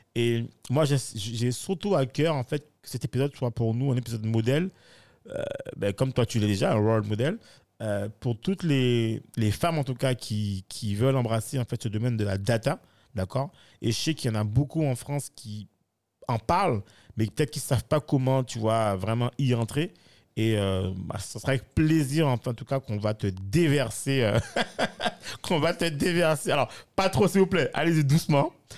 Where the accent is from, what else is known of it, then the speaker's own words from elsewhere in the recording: Guadeloupe; je considère que je suis guadeloupéen ou antillais